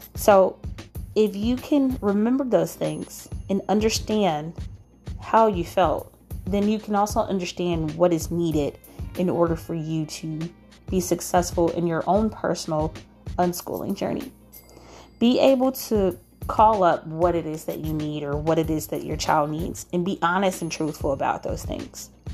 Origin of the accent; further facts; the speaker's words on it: United States; as African American unschoolers